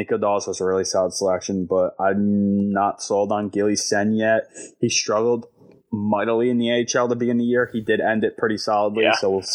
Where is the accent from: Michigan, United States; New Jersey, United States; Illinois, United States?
New Jersey, United States; I come from South Jersey